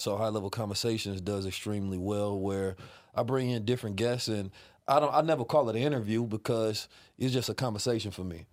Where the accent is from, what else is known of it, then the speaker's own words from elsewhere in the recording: Oakland, California, United States; also born or lived in St. Louis, Missouri; I was raised in Oakland